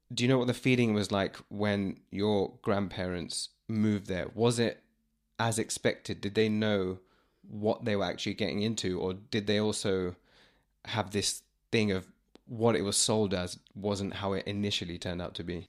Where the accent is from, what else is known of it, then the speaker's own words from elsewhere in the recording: London, United Kingdom; people like me that I know that were born here